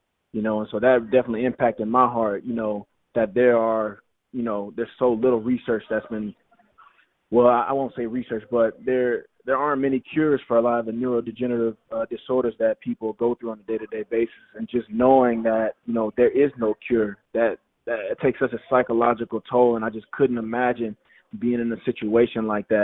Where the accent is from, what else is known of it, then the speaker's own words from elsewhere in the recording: Louisiana, United States; moved away as an adult; now in Philadelphia, United States; I'm from Louisiana